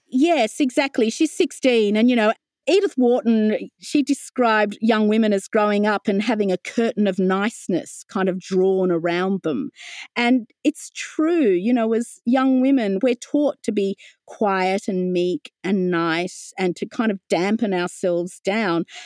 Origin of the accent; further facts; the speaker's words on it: Wollongong, New South Wales, Australia; also born or lived in London, United Kingdom / Sydney, Australia; I grew up in Wollongong on the foothills of Mount Kira